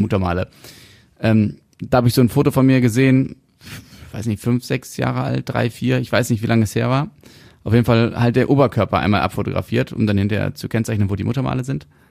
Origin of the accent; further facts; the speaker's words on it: Germany; wir Deutschen